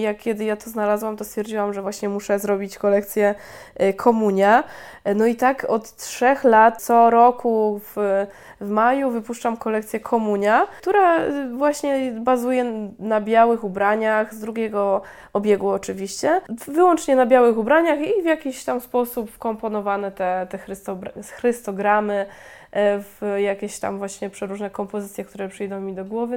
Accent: Chrzanów, Lesser Poland, Poland; now in Łódź, Poland; pochodzę z małej miejscowości, z Chrzanowa w Małopolsce

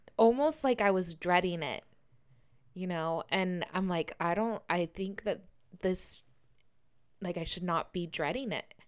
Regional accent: Sacramento, California, United States; born or raised there; moved away as an adult; also born or lived in Bali

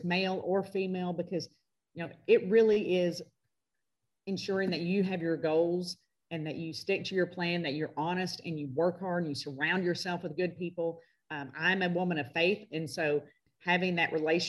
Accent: Arkansas, United States; my home state of Arkansas

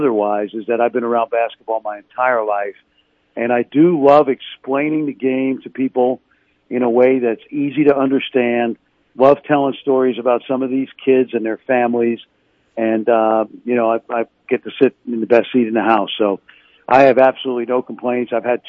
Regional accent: New York City, New York, United States; I've had a great deal of passion for the game since I was a kid growing up in New York City.

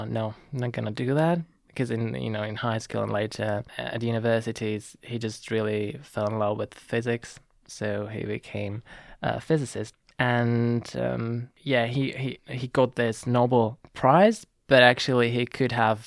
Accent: near Zvolenská Slatina, Banská Bystrica Region, Slovakia; born in Zvolenska Slatina, which is a village next to my hometown

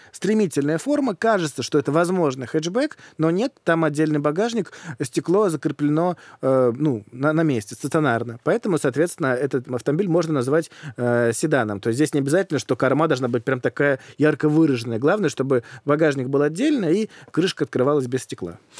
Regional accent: Moscow, Russia; я в детстве жил в Москве

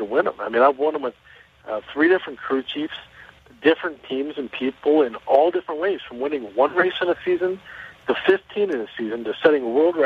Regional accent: Chicago, Illinois, United States; I'm from Chicago

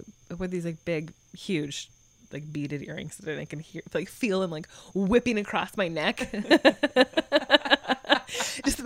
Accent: Montana, United States; I grew up in Montana

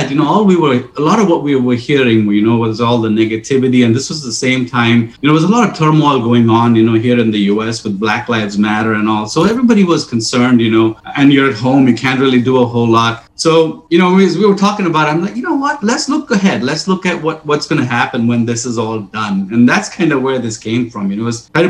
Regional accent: India; growing up in India

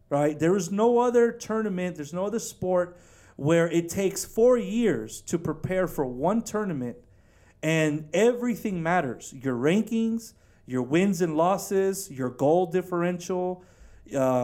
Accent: Houston, Texas, United States; Houston, my hometown

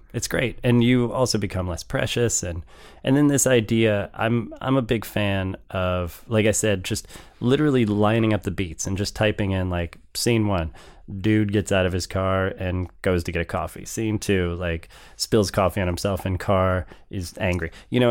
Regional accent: St. Louis, Missouri, United States; Being from Saint Louis

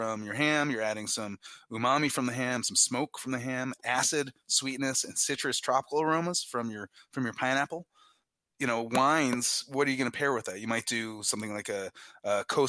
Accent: New Jersey, United States; also born or lived in Belgium; I was born in New Jersey

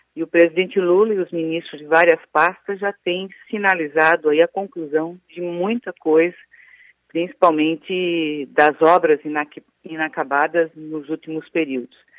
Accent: Blumenau, Santa Catarina, Brazil; sou de Blumenau

